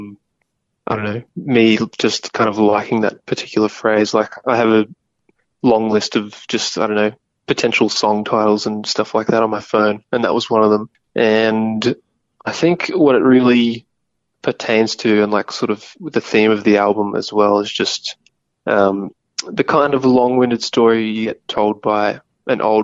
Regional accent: Bundaberg, Queensland, Australia; my hometown in Bundaberg, in Queensland

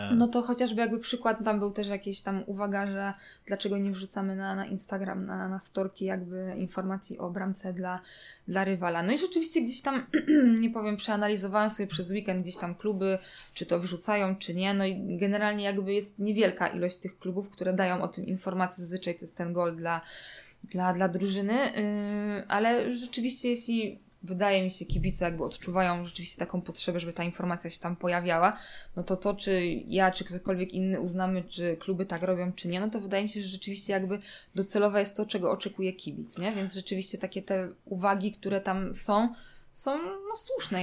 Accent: Zagłębie Dąbrowskie, Silesian Voivodeship, Poland; ja pochodzę jakby z Zagłębia Dąbrowskiego

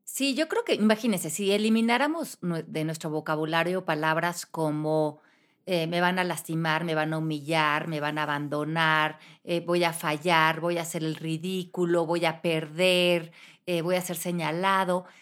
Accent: Mexico; moved away as an adult; cuando yo me fui de México a los 28 años

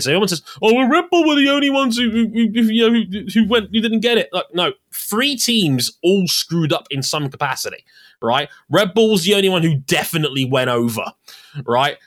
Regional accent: United Kingdom; we Brits

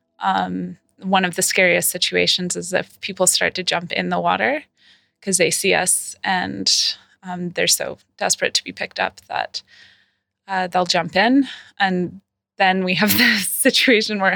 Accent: Vancouver, British Columbia, Canada; I'm a nurse from Canada, from Vancouver

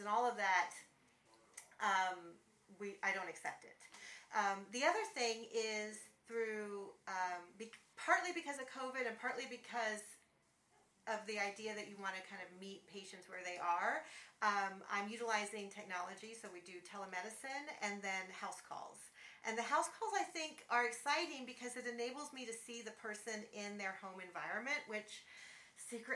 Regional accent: Texas, United States; moved away as an adult; I'm originally from Texas. My whole family's in Texas. I had been away for a long time.

